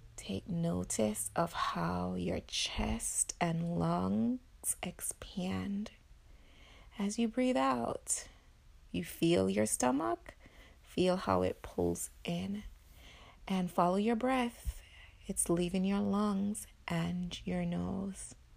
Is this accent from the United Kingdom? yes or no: no; Jamaica; now in Illinois, United States; being Jamaican